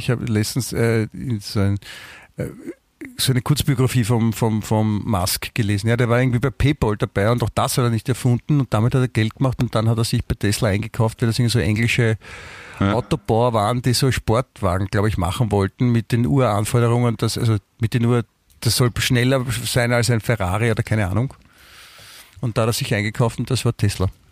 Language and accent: German; Vienna, Austria; also born or lived in Germany; ich fühle mich auch als Wiener, ich bin ja hier aufgewachsen.